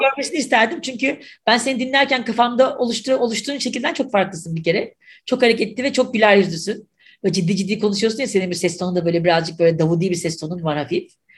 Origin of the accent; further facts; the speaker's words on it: Mersin, Turkey; now in Istanbul, Turkey; Mersin'de doğdum, büyüdüm.